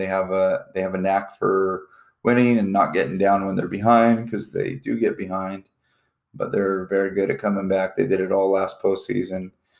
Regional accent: Arizona, United States; I'm from Arizona, so roots.

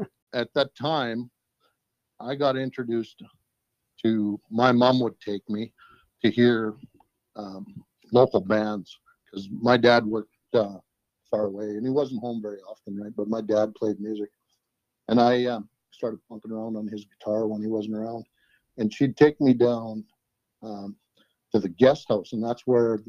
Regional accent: Fairview, United States; I grew up in Fairview. I was born and raised there.

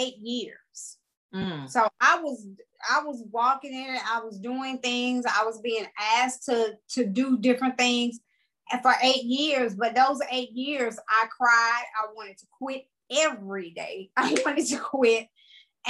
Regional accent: Opelousas, Louisiana, United States; I am from Opelousas, Louisiana, which is the country. And if people don't know where Opelousas is, I'm pretty sure they've heard of Lafayette, Louisiana. I'm like 30 minutes from there. Born and raised.

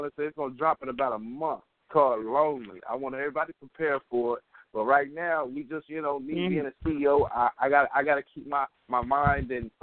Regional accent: Middletown, Ohio, United States; I'm from Middletown, Ohio

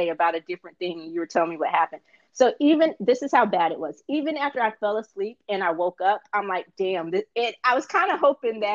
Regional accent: Indiana, United States; being from Indiana myself

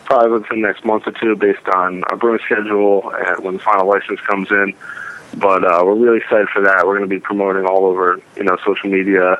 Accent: Westfield, New Jersey, United States; we were born and raised in Union County in Westfield

